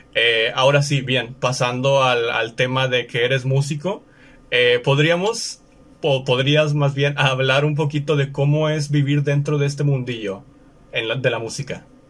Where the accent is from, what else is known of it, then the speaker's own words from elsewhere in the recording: Mexico; estamos en México, nosotros nos encontramos en México, ambos somos mexicanos